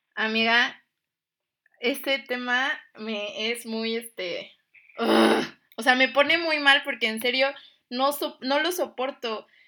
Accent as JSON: {"language": "Spanish", "country": "Mexico", "said": "somos mexicanos"}